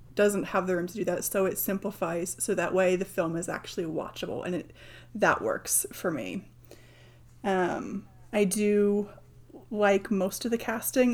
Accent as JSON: {"language": "English", "country": "United Kingdom", "said": "I'm British"}